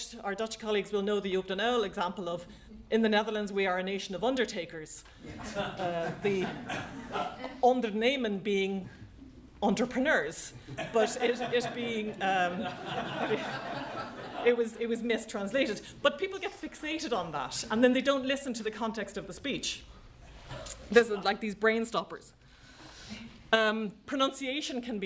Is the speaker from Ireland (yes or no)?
yes; Ireland; I know as an Irish person